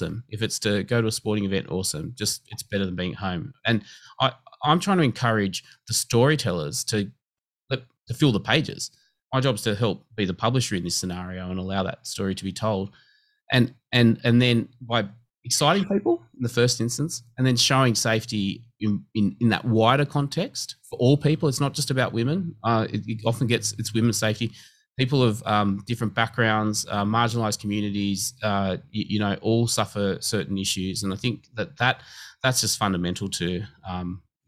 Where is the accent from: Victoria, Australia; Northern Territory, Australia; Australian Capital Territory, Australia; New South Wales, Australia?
New South Wales, Australia; Liverpool; also born or lived in Campbelltown; I grew up in Liverpool, went to school in Campbelltown.